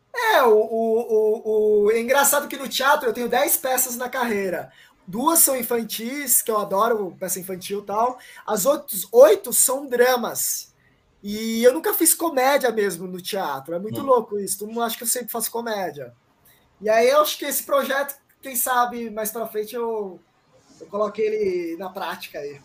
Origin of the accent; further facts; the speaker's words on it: São Paulo, Brazil; also born or lived in Paraguay; eu nasci na rua, velho. Eu, eu, eu, estudei a vida inteira no Campo Limpo, tá ligado? Zona Sul de São Paulo